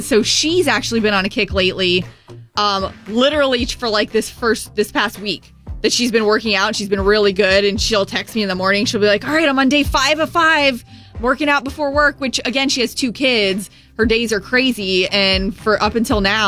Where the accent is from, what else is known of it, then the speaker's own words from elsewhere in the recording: St. Petersburg, Florida, United States; I grew up in the St. Petersburg area, but still the West Coast